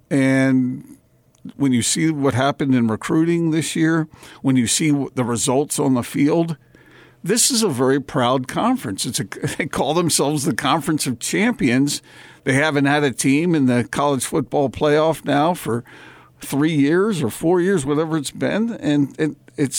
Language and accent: English; East Coast, United States; moved away; I grew up on the East Coast